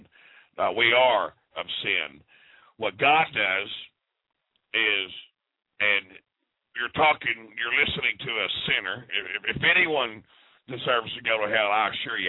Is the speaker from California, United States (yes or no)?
no; Dallas, Texas, United States; now in Kansas, United States; I come from Dallas, Texas, and now I'm in a Lutheran town up in Kansas